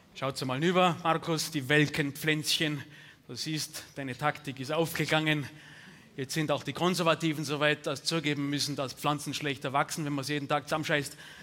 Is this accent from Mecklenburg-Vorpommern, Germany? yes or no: no; Bavaria, Germany; bei uns in Bayern